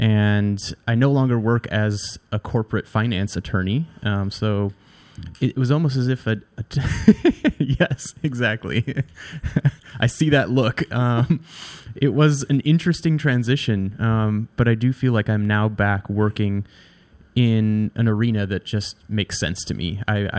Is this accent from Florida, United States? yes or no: no; Wisconsin, United States; also born or lived in New Orleans; now in New York, United States; I'm originally from Wisconsin, and I made my way down to New Orleans, was there for several years after Katrina.